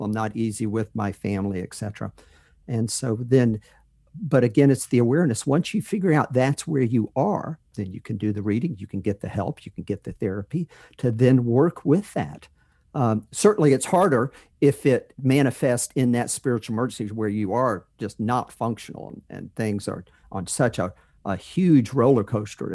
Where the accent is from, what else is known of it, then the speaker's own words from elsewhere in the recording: North Carolina, United States; moved away as an adult; That's where I grew up in North Carolina